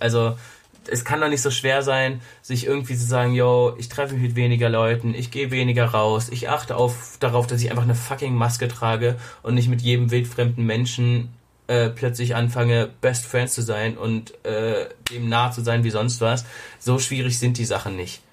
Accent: Germany; bei uns in Deutschland

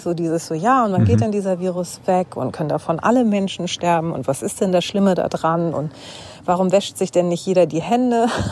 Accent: Hamburg, Germany; ich bin aus Hamburg

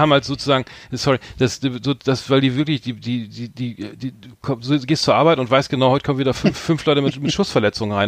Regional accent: Bremen, Germany; wir beide sind ja gebürtige Bremer

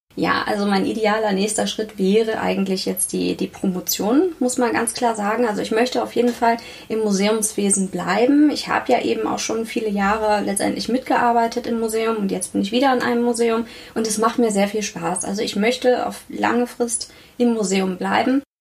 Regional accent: Northern Germany, Germany; moved away as an adult; also born or lived in Münster; now in Karlsruhe, Germany; Ich komme eigentlich aus Norddeutschland und konnte endlich mal in den warmen Süden ziehen

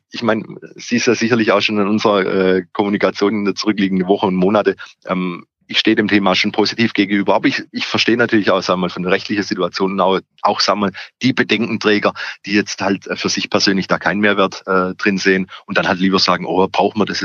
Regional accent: Calw, Baden-Württemberg, Germany; wenn ich an meine Heimatstadt Kalf im Schwarzwald denke, da konnte man früher äh, mit dem Auto bis vor die Geschäfte hinfahren.

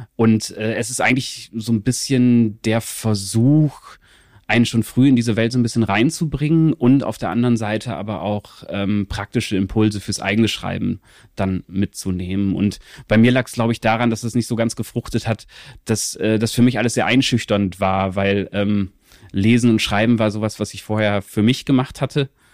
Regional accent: Venne, Lower Saxony, Germany; ich bin aufgewachsen so in der Nähe von Osnabrück, in so einem mhm. relativ kleinen, ähm, kleinen

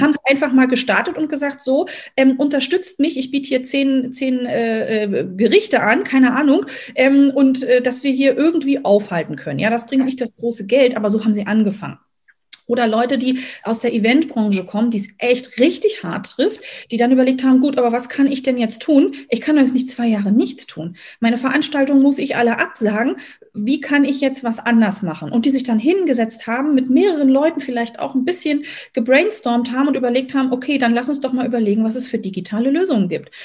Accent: Berlin, Germany; also born or lived in near Rostock; now in Rostock, Germany; Ich wohne momentan in der Nähe von Rostock, bin gebürtige Berlinerin

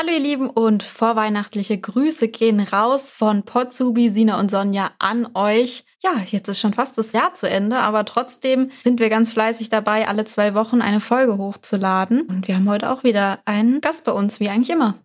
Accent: Baden-Württemberg, Germany; ich komme ja auch hier aus der Region

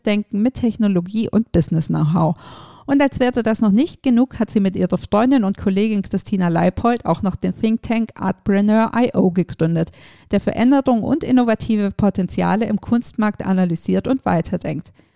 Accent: Germany; bei uns in Deutschland

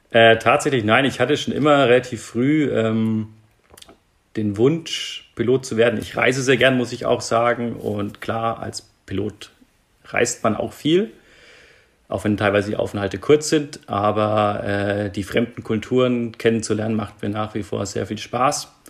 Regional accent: Nuremberg, Bavaria, Germany; born there; geboren in Nürnberg

